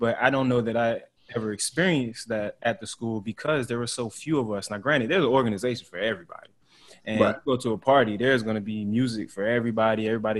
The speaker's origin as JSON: {"language": "English", "country": "United States", "said": "Like for me as an American, like I wouldn't just say, oh, you're not really American."}